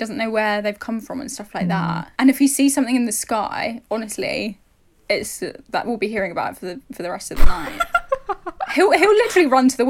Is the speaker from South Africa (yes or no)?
no; London, United Kingdom; But growing up in London, I never once looked out into the night sky and saw stars.